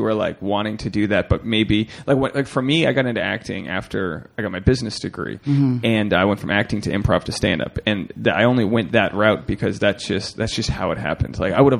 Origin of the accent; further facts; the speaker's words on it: Rhode Island, United States; moved away; I'm, you know, from Rhode Island, not too far away.